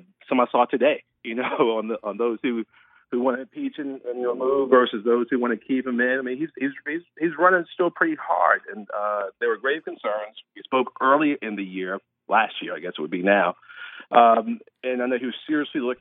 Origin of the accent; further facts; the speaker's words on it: New York City, New York, United States; now in Columbia, United States; I grew up in South Jamaica, Queens